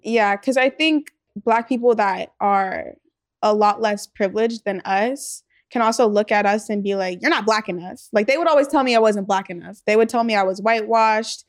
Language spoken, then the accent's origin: English; Los Angeles, California, United States; we grew up in the valley, like, we grew up in Chatsworth